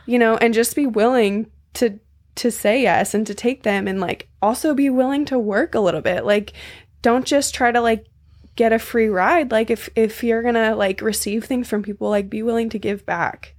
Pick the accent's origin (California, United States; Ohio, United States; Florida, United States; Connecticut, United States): California, United States; San Diego; moved away; also born or lived in Maui / Mexico; From San Diego